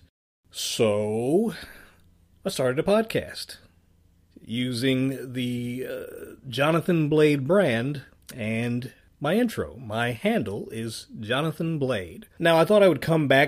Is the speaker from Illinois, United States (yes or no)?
no; Richmond, Virginia, United States; my hometown of Richmond, Virginia